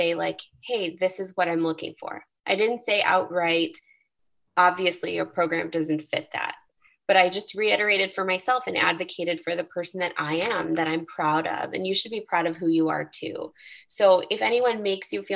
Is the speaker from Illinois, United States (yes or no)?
yes; Chicago, Illinois, United States; I grew up in Chicago